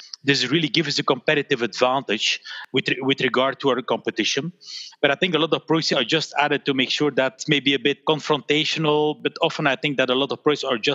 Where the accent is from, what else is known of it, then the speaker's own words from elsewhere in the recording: Belgium; my parents, they had the store here in Belgium. And so I grew up in a store